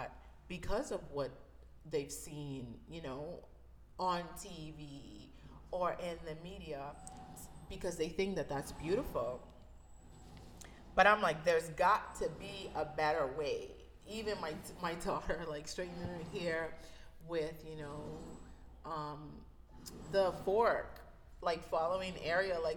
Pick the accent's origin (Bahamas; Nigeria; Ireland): Bahamas; I grew up in the Bahamas, so I'm originally from the Bahamas.